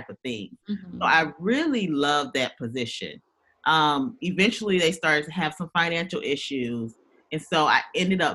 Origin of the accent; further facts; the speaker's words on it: Augusta, Georgia, United States; also born or lived in Louisiana; I am a Southern girl, born and raised in Georgia. Actually Augusta, Georgia